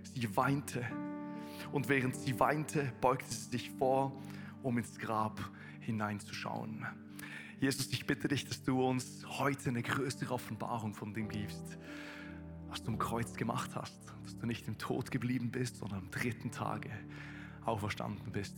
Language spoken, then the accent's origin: German; Switzerland; accent: Swiss German; first language Swiss German; German is a second language; moved away as an adult; now in Konstanz, Germany; Ich bin ein Schweizer, der versucht, Hochdeutsch zu sprechen.